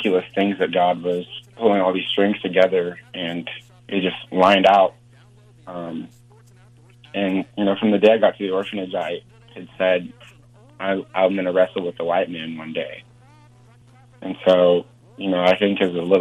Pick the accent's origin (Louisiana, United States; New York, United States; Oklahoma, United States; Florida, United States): Oklahoma, United States; Grove; also born or lived in Ghana; I'm from Oklahoma